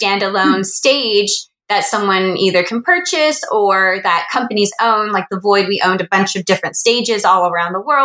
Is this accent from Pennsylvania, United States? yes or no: no; Los Angeles, California, United States; I am originally from Los Angeles, kind of grew up around entertainment and media